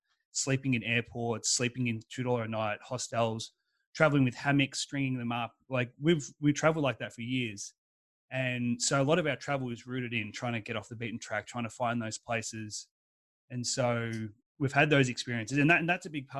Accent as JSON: {"language": "English", "town": "Melbourne", "region": "Victoria", "country": "Australia", "moved": "yes", "said": "I'm from Melbourne, Australia"}